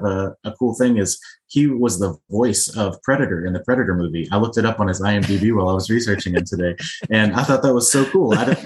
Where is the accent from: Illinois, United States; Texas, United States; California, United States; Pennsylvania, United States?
Texas, United States; West; I'm from West Texas.